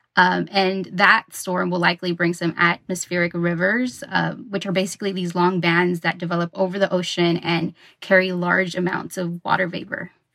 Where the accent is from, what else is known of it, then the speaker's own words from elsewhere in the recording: Los Angeles, California, United States; moved away as an adult; now in Northern California, United States; I'm originally from Southern California in Los Angeles